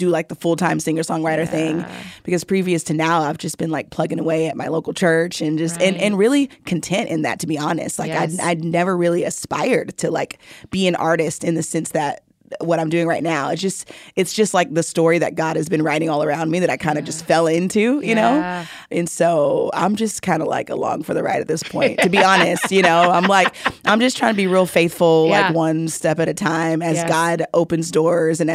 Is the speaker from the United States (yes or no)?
yes; Houston, Texas, United States; moved away as an adult; also born or lived in Kansas City / Mississippi; now in Dallas, United States; I grew up in Houston